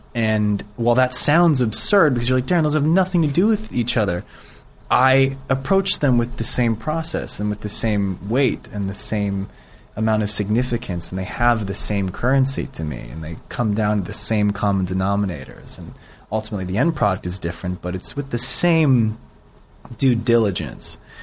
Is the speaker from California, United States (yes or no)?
yes; Bay Area, California, United States; I grew up in the Bay Area